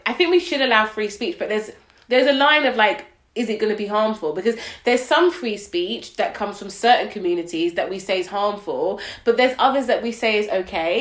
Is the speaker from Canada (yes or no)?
no; Nigeria; I'm Nigerian